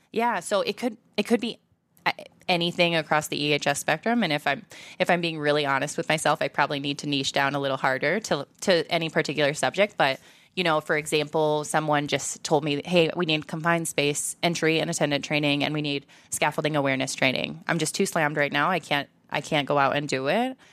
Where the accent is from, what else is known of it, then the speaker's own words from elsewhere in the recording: Iowa, United States; as a Midwesterner, as, like, an Iowan